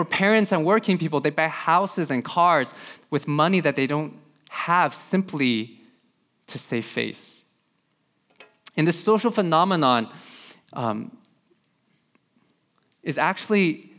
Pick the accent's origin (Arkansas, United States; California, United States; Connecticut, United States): California, United States; just growing up in Silicon Valley, you know, just growing up in this environment.